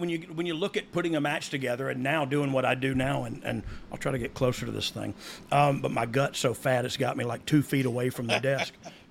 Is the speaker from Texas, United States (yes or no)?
no; Pensacola, Florida, United States; my hometown of Pensacola